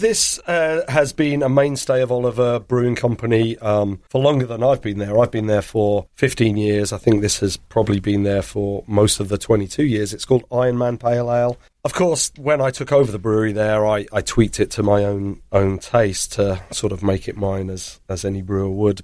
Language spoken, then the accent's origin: English; England, United Kingdom; moved away as an adult; now in Baltimore, United States; I'm born and raised in England